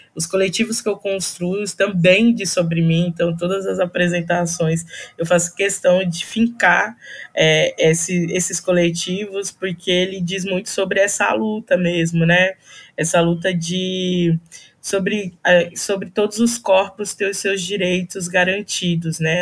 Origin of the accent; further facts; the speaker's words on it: São Paulo, Brazil; also born or lived in Northeast Brazil; eu sou nordestina, eu vim para cá, para São Paulo, com oito anos de idade